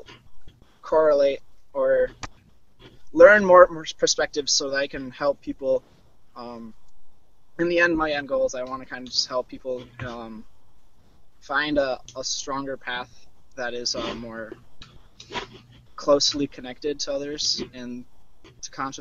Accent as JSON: {"language": "English", "town": "Burnsville", "region": "Minnesota", "country": "United States", "said": "I'm from Burnsville, Minnesota"}